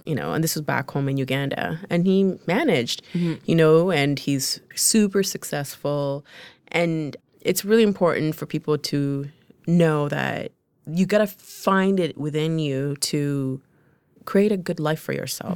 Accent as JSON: {"language": "English", "town": "London", "region": "Ontario", "country": "Canada", "second_language": "English", "said": "I'm from London, Ontario. I'm in Toronto. I don't know anybody. I am 15 years old."}